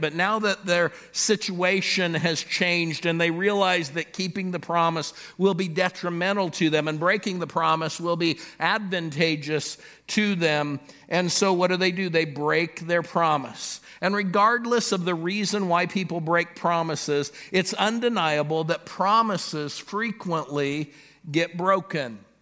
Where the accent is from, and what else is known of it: Los Angeles, California, United States; born or raised there; now in Pittsburgh, United States